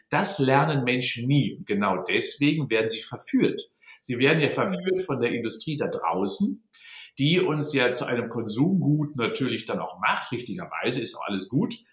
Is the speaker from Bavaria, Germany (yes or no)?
no; Unna, North Rhine-Westphalia, Germany; born there; Ah ja, ich bin in Unna geboren, also gar nicht so weit entfernt vom Sauerland, und zwar im Jahr 1957, werde also jetzt 64 im März.